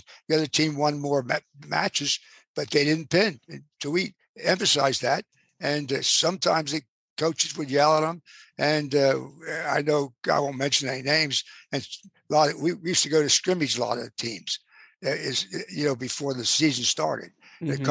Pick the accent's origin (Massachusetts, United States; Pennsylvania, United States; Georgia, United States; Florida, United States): Pennsylvania, United States; Plymouth Meeting; also born or lived in Abington, Pennsylvania; I ran the recreation department in my hometown, which was Plymouth Meeting